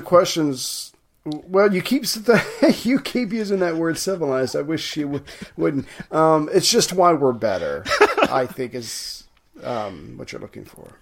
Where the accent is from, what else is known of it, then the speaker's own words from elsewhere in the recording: United States; as an American